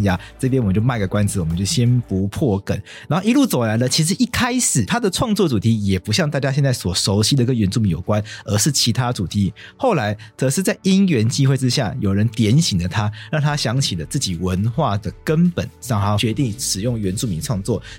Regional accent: Taipei, Taiwan; also born or lived in Taitung; 就后来都在台北长大，然后常常被我爸带回去，这两边这样带来带去，对台东还算蛮熟的，很喜欢。

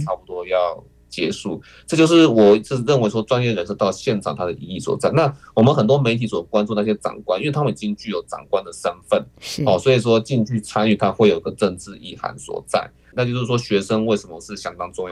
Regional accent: Taiwan; 我们台湾人的想法

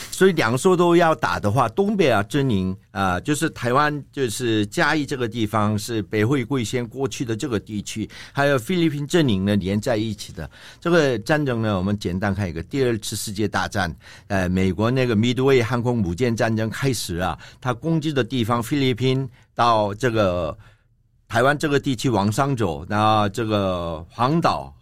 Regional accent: South Korea; 我们韩国

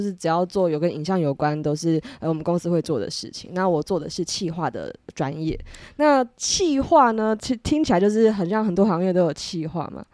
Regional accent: Taipei, Taiwan; also born or lived in United Kingdom; 我是一个台北人

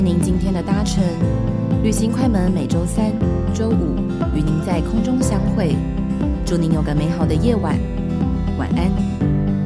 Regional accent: Taiwan; 我们台湾人

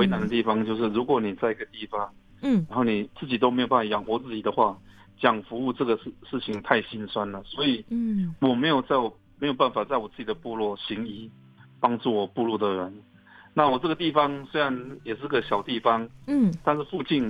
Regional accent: Chongguang village, Hualien County, Taiwan; moved away; 他们如果知道我们是从崇光部落出来的呃学生或朋友。

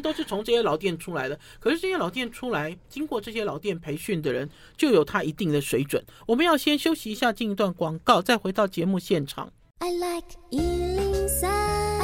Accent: Taiwan; 我是从台湾来的

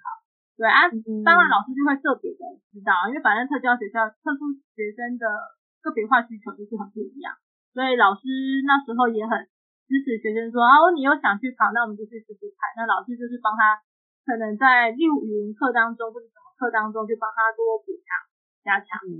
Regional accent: Kaohsiung, Taiwan; 因为我那时候在不同县市，我们是高雄人，我们就跳回来了。

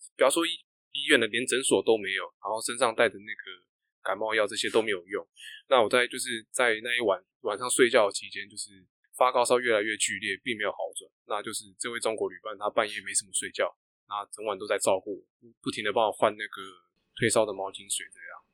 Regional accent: Taiwan; 我是台湾人

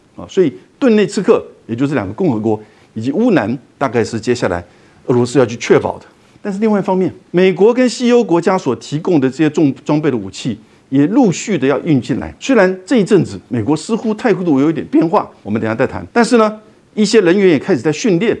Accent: Taiwan; 我们台湾人

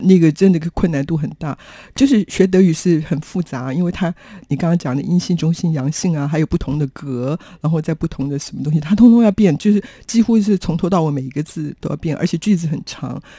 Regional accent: Taiwan; 我说我从台湾来

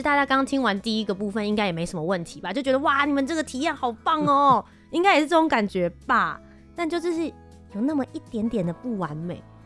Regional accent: Kaohsiung, Taiwan; 我本人我是高雄人，回家了。

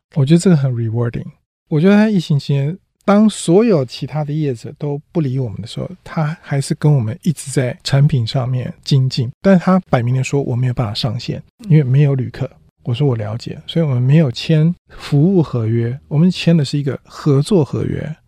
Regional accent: Taiwan; moved away; also born or lived in Silicon Valley; 我们台湾人有一个韧性

